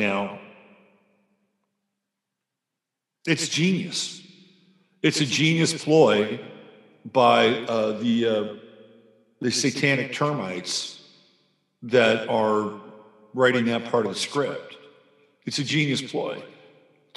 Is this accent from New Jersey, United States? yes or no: no; San Francisco, California, United States; I grew up in San Francisco, the Bay Area